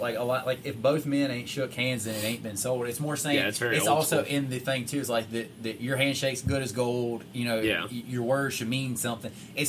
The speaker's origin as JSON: {"language": "English", "region": "the South", "country": "United States", "tie": "born or raised there", "said": "for us that we grew up in the South"}